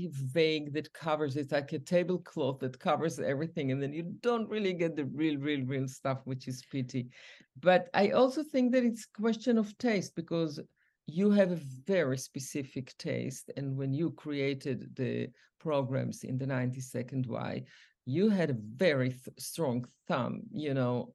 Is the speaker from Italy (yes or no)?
no; Israel; moved away as an adult; also born or lived in New York; now in United States; when we grew up in Israel, everybody brought their own culture from their own motherland